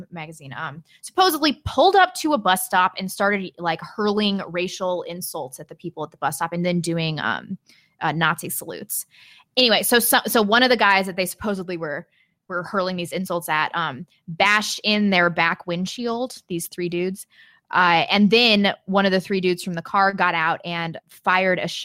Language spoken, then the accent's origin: English; Missouri, United States; I'm from Missouri